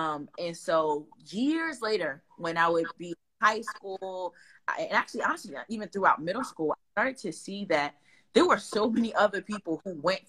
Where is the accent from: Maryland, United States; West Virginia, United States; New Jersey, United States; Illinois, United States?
New Jersey, United States; Newark; at my core, I'm a girl from Newark, right? Who loves her city, who loves her people